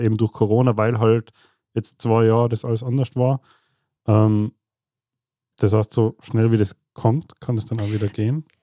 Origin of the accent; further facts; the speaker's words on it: Tyrol, Austria; wir Tiroler